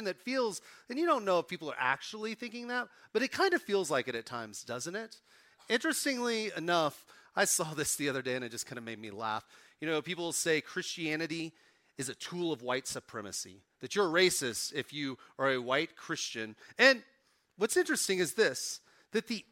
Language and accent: English; Oklahoma, United States; now in Colorado, United States; I'm from Oklahoma